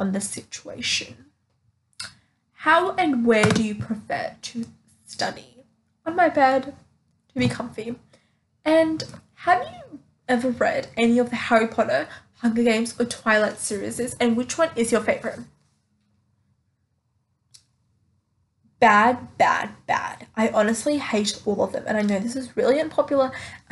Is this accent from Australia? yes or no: yes; Australia; I'm from Australia